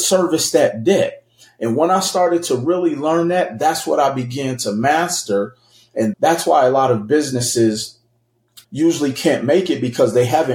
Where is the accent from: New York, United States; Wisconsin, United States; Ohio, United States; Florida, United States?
Wisconsin, United States; Milwaukee; moved away as an adult; now in Las Vegas, United States; I'm originally from Milwaukee, Wisconsin, moved to Las Vegas, Nevada in 2005